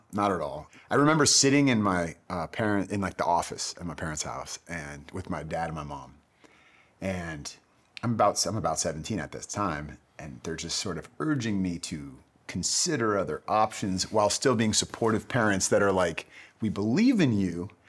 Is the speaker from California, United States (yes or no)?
yes; Bay Area, California, United States; moved away as an adult; also born or lived in San Diego / Los Angeles; I grew up in the Bay Area